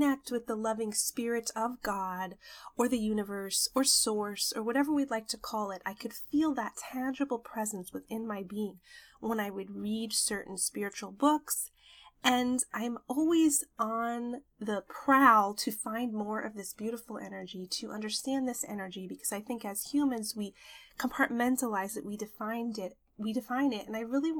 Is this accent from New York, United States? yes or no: yes; New York, United States; moved away; I visited New York, my hometown